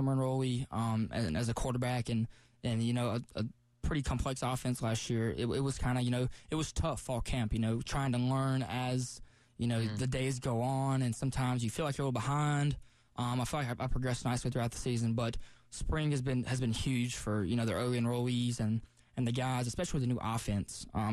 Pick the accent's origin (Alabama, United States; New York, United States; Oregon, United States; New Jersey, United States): Alabama, United States; Tuscaloosa; now in Columbia, United States; I grew up in Tuscaloosa